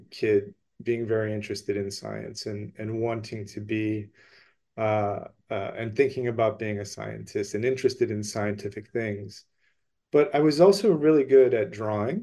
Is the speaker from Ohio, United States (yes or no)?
yes; Cleveland, Ohio, United States; I was born and raised in Cleveland.